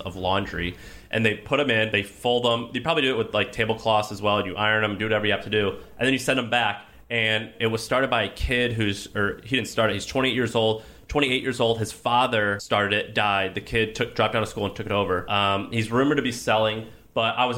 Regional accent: Midwest, United States; accent: Midwestern; that's my Midwestern accent

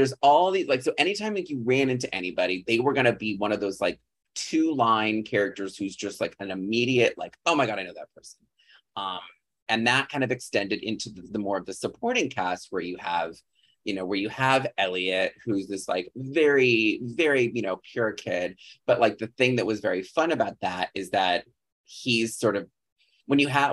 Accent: a farm town a few hours outside Chicago, Illinois, United States; born or raised there

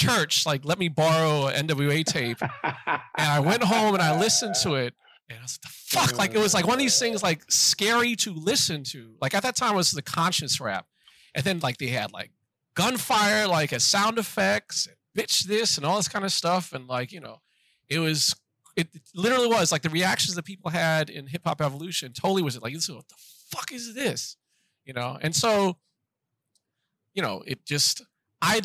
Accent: Washington, District of Columbia, United States; I grew up in Washington, D.C., and my parents kept the house, but moved out to the suburbs

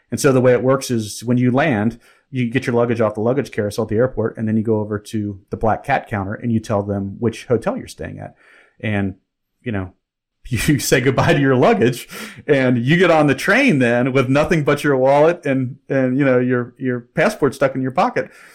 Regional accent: Cincinnati, Ohio, United States; I grew up in Cincinnati

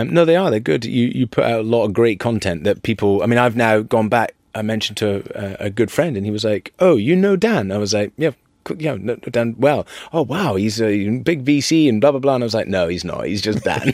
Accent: Dervaig, Scotland, United Kingdom; I was born in Dervig.

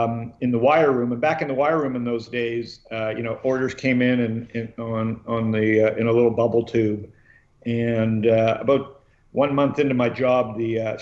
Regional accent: Toronto, Ontario, Canada; moved away as an adult; also born or lived in Phoenix, Arizona; I was born and raised in Toronto.

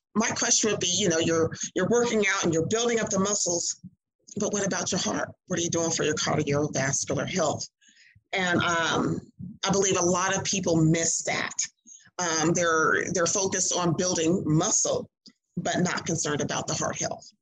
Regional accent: Mississippi, United States; moved away as an adult; also born or lived in Clarksville, Tennessee; I grew up in Mississippi

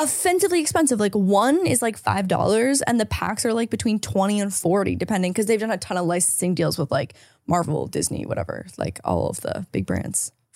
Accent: Canada; now in United States; as a Canadian visa holder

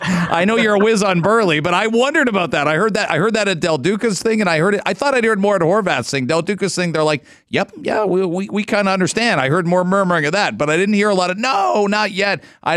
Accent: London, Ontario, Canada; when I grew up in London.

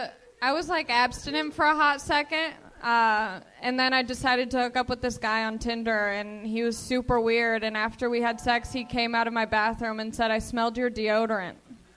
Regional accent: Long Beach, California, United States; where I grew up in Long Beach

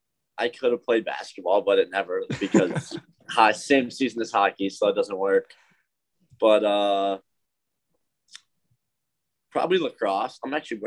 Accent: Madison, Wisconsin, United States; Yeah, really normal. I think there's a lot going on. Obviously, hockey was, you know, pretty big in Wisconsin

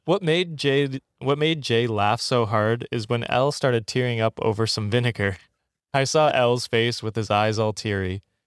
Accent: Canada; moved away as an adult; now in Ottawa, Canada; I grew up in the woods

